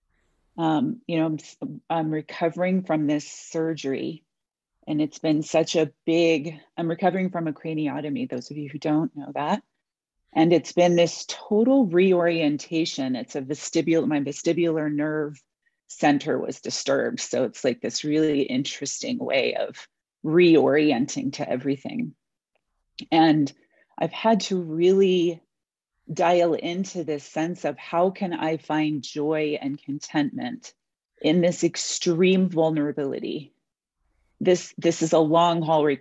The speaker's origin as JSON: {"language": "English", "region": "New York", "country": "United States", "tie": "born or raised there", "said": "I was born in New York."}